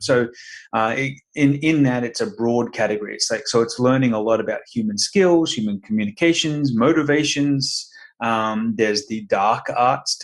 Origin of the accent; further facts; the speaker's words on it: Brisbane, Queensland, Australia; moved away as an adult; now in Sarasota, United States; Originally from Brisbane, Queensland. So down under.